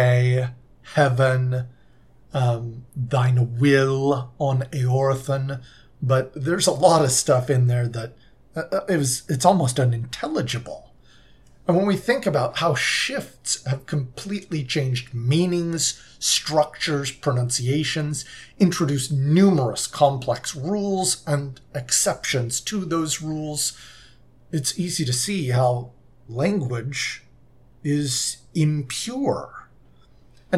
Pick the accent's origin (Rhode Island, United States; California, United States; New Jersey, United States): California, United States; Southern; moved away; also born or lived in Utah; I'm originally from Southern California